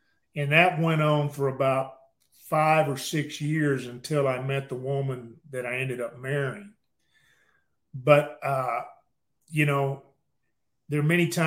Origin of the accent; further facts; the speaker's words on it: Mexia, Texas, United States; now in Waco, United States; I grew up in a little town called Mexia, M-E-X-I-A